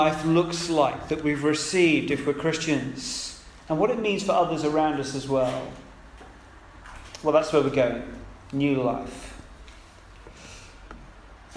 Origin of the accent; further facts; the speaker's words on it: United Kingdom; we're British